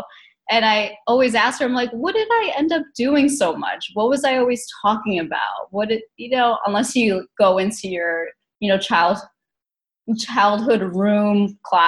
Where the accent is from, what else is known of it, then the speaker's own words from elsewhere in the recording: New Jersey, United States; I grew up in New Jersey